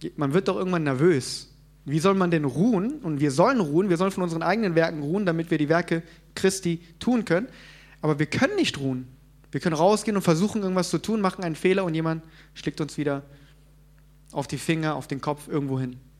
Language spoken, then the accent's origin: German; South Korea; moved away; ich komme ja ursprünglich aus Korea